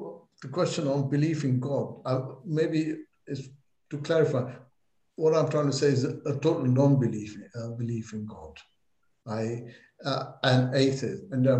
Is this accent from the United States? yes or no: no; England, United Kingdom; Well, I'm an English Mason as well